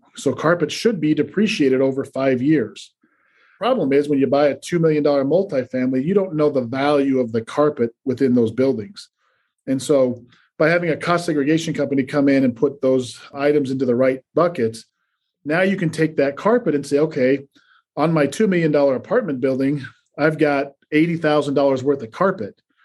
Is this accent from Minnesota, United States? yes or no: no; Salt Lake City, Utah, United States; moved away as an adult; also born or lived in New York; I grew up in Salt Lake City, Utah.